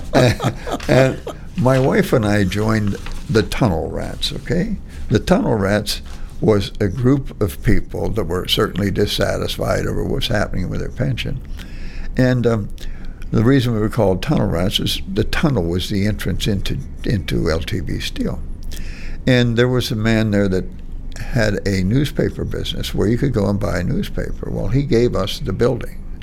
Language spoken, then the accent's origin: English; Monaca, Pennsylvania, United States; I grew up in Monaca Heights